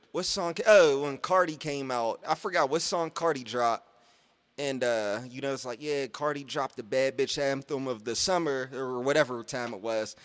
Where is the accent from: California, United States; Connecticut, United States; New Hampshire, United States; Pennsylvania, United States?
Pennsylvania, United States; Pittsburgh; I grew up in Garfield